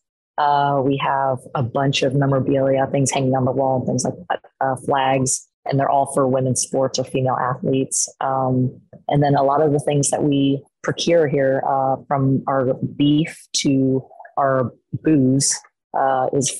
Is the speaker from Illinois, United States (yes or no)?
no; Portland, Oregon, United States; I was born and raised here in Portland, Oregon.